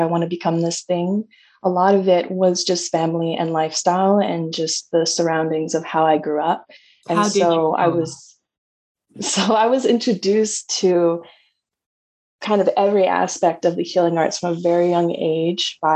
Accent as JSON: {"language": "English", "town": "Toronto", "region": "Ontario", "country": "Canada", "tie": "born or raised there", "moved": "yes", "said": "I was from Canada. I grew up in Toronto, Ontario"}